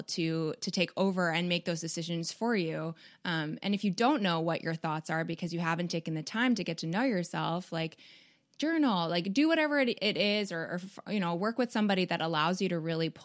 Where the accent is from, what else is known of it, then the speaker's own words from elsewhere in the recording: Canada; moved away; I'm from Canada